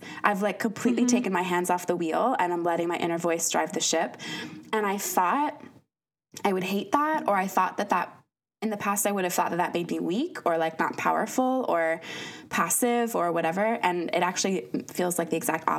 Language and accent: English; United States; moved away as an adult; I'm from the States originally